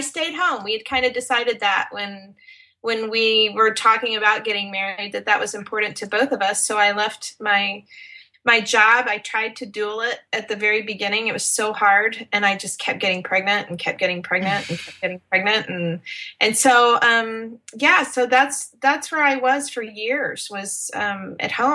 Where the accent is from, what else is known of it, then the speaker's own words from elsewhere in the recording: West Texas, United States; now in Dallas, United States; I am born and raised Texan. I'm a West Texas girl